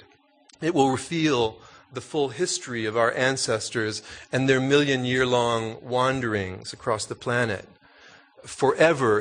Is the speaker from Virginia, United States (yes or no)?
no; Texas, United States; also born or lived in New York; the Mexican Americans I grew up with in Texas